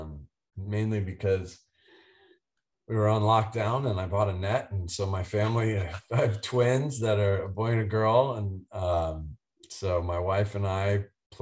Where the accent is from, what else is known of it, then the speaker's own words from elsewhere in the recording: East Coast, United States; also born or lived in Dallas, Texas; I grew up on the East Coast